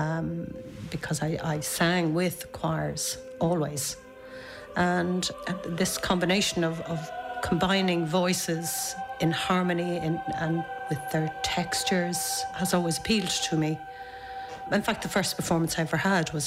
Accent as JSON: {"language": "English", "town": "Dublin", "region": "Leinster", "country": "Ireland", "said": "I'm from Dublin and I am a composer"}